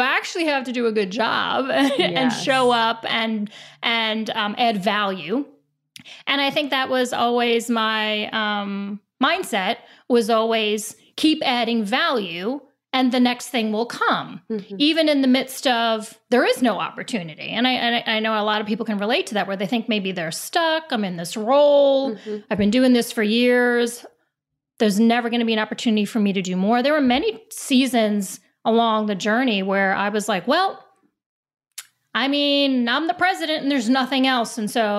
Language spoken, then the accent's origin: English; New York, United States; I have Italian roots. I'm from New York.